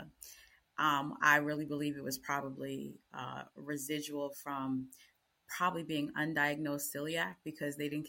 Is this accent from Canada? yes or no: no; United States; I'm American